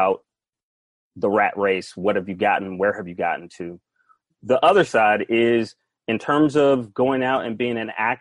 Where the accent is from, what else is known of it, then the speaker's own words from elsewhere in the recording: Atlanta, Georgia, United States; moved away as an adult; now in California, United States; I am from Atlanta, Georgia